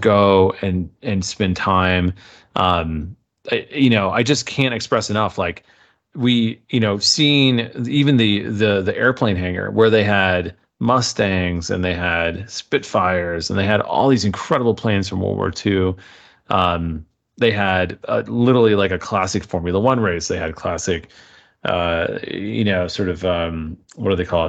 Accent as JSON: {"language": "English", "country": "United States", "said": "as an American"}